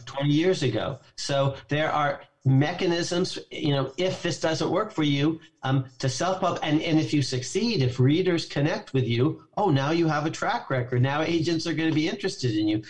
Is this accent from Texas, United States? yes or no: no; Walnut Creek, California, United States; moved away; also born or lived in New York City; I'm from Walnut Creek, California, and I just get on my bike and I ride a mile to the county